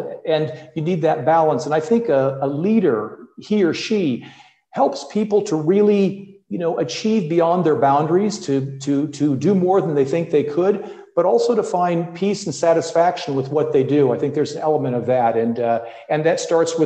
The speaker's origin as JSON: {"language": "English", "region": "Midwest", "country": "United States", "tie": "born or raised there", "also_born_or_lived": "California", "moved": "as an adult", "lives_now": "Europe", "said": "I grew up and studied in the Midwest"}